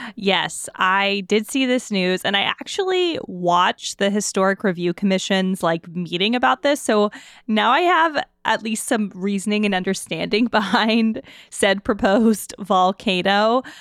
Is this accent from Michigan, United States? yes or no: no; New Orleans, Louisiana, United States; also born or lived in Mississippi; now in Pittsburgh, United States; I'm from the Deep South, uh, New Orleans, some parts of Mississippi